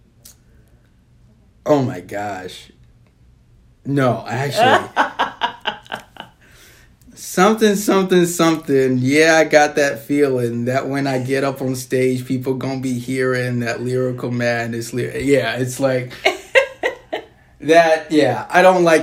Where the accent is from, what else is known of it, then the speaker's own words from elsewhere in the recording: Dubuque, Iowa, United States; I am from Dubuque, yes. Okay. Born and raised.